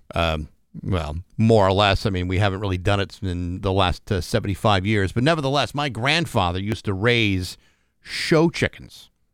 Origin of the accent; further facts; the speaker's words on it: a town near Boston, Massachusetts, United States; in my hometown, we had lots of people